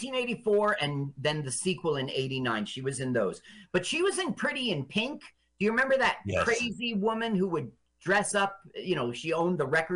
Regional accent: Las Vegas, Nevada, United States; We're not quite in Las Vegas yet because I did a lot of growing up in Vegas.

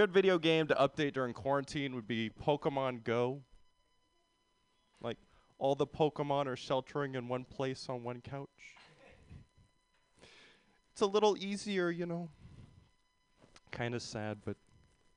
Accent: San Jose, California, United States; I'm from San Jose. I did a year at USF

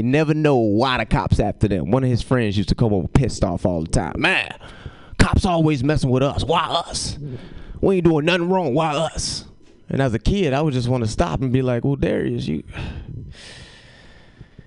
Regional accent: Chicago, Illinois, United States; moved away as an adult; now in California, United States; I go back home and act like I ain't lived there for 23 years

